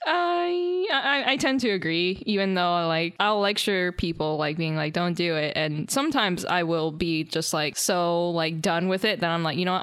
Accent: North Carolina, United States; we're both from North Carolina

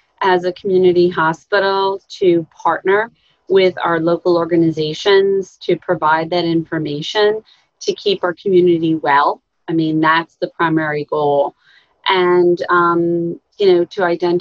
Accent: Huntington, New York, United States; also born or lived in Smithtown, New York; now in St. James, United States; I grew up in Huntington. Off around Swamp there, so on the border of Nassau and Suffolk

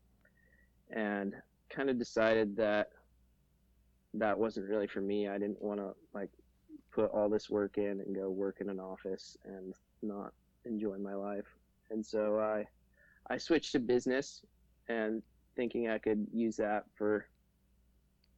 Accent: Fairbanks, Alaska, United States; I'm from Fairbanks, Alaska. I'm 24 years old. Lived in Fairbanks most of my life, well, pretty much my whole life

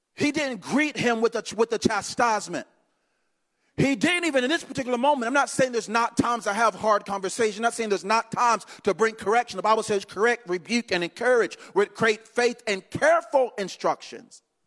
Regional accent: Eden, North Carolina, United States; now in DeLand, United States; grew up in a little bitty town called Eden, North Carolina

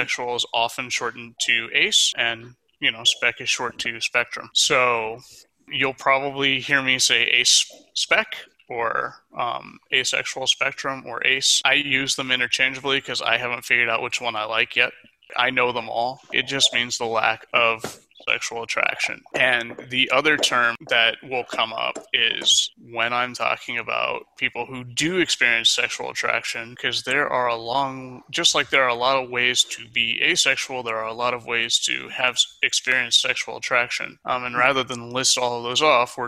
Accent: Florida, United States; also born or lived in Michigan / Mobile, Alabama; I was born and raised in Florida, actually. I am currently in Sarasota, and I've pretty much been around that area my entire life

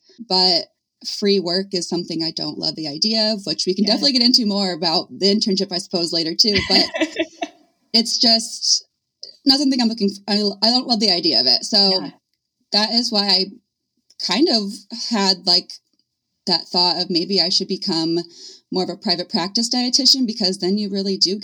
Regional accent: Indiana, United States; I was born and raised in Indiana.

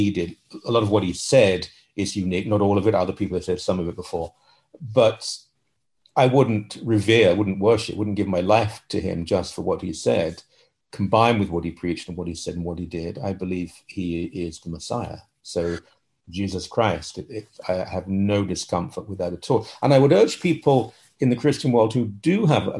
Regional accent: London, United Kingdom; moved away as an adult; now in Toronto, Canada; I was born in London, England. I came to married a Canadian that live in Toronto, Canada.

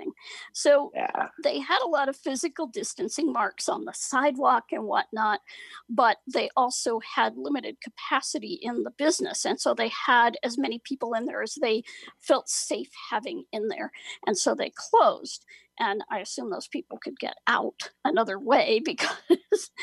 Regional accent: Ohio, United States; the county where I grew up in Ohio

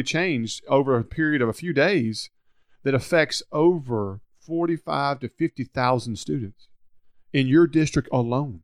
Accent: Hernando, Mississippi, United States; I'm from Hernando

